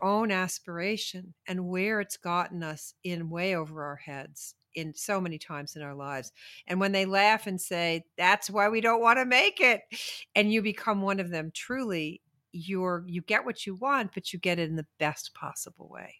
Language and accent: English; New York City, New York, United States; I grew up in New York City